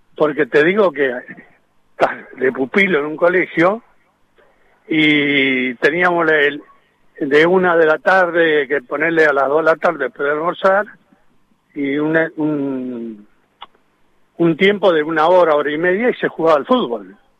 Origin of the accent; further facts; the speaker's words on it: countryside between Junín and Chacabuco, Buenos Aires, Argentina; yo yo soy eh, nacido en el campo, entre Junín, Viste y Chacabuco